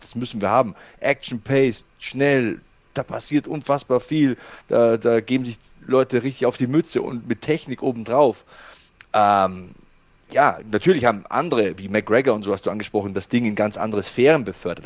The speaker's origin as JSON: {"language": "German", "town": "Passau", "region": "Bavaria", "country": "Germany", "also_born_or_lived": "Munich", "said": "bei uns in Passau gab es einen Boxverein"}